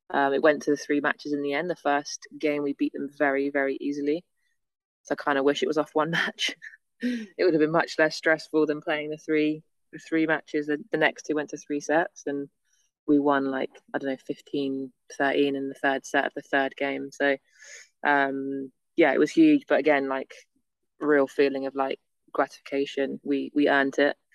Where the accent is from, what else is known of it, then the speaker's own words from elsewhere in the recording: England, United Kingdom; being English in Australia, we